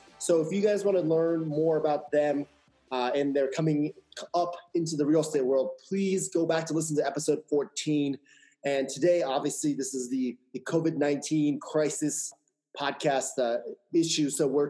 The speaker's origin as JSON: {"language": "English", "area": "DC, Maryland, Virginia", "region": "DMV area", "country": "United States", "tie": "born or raised there", "said": "the DC, Maryland, Virginia, the DMV area, my hometown."}